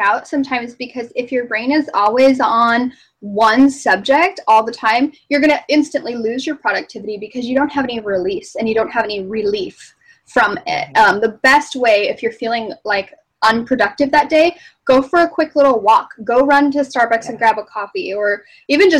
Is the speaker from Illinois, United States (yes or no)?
no; Arizona, United States; moved away as an adult; also born or lived in Phoenix, Arizona / Alaska; I'm from Arizona. I'm not even from the East Coast.